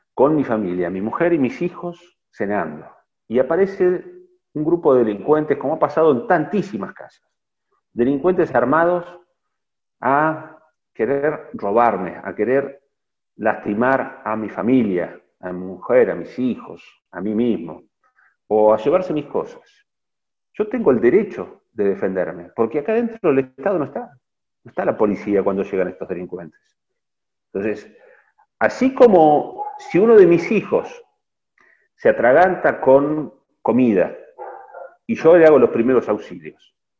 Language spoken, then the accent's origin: Spanish; Argentina